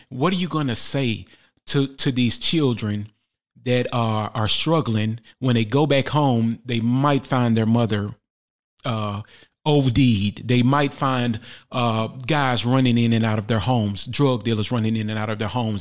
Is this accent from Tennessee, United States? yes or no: yes; Memphis, Tennessee, United States; born and raised in Memphis, Tennessee